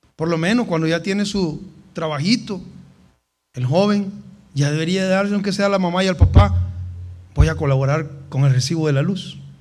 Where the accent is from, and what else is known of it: El Salvador